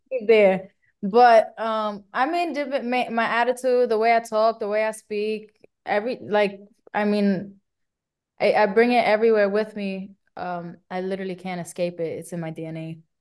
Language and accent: English; New York City, New York, United States; I'm Puerto Rican from the Bronx